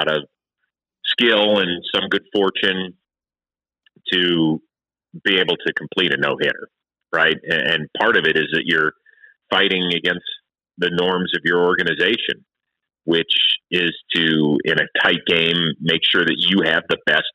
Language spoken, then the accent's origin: English; Cleveland, Ohio, United States; I was very proud of my hometown.